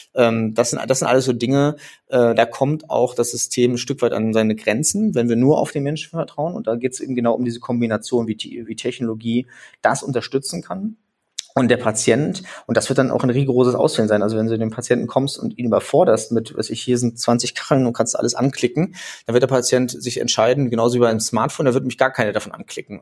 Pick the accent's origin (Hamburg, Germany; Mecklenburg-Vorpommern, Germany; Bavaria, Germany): Mecklenburg-Vorpommern, Germany; Rostock; ich bin äh, ein gebürtiges Nordlicht, ich komme also aus Rostock